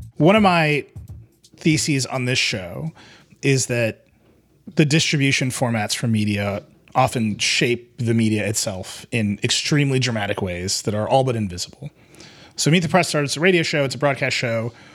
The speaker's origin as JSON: {"language": "English", "region": "Wisconsin", "country": "United States", "tie": "born or raised there", "said": "my home state"}